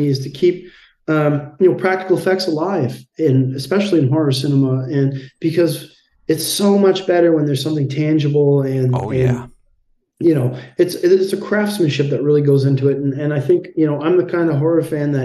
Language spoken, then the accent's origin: English; Canada; we're guys from Canada